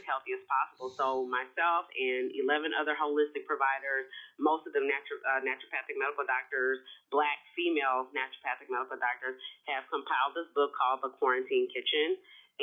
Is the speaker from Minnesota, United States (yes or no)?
no; Houston, Texas, United States; I'm from Houston, Texas. I'm a Southern girl.